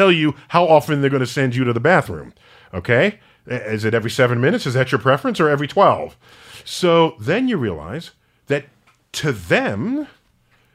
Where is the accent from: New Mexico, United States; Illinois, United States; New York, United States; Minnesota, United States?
New York, United States; New York City; a 14-year-old black kid growing up in the Bronx